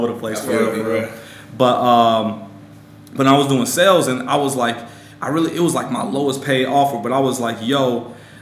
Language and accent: English; Chicago, Illinois, United States; moved away as an adult; also born or lived in Tallahassee, Florida / Miami, Florida / New York; now in Chicago, United States; I grew up in Chicago. Spent there my whole life